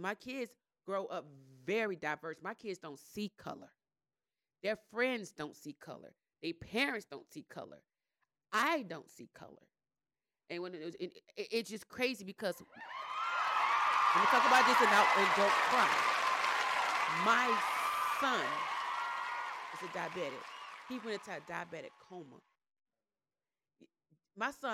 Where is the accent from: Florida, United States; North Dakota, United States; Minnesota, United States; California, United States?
Florida, United States; Miami; moved away as an adult; now in Gwinnett, United States; I come from Miami with just straight black friends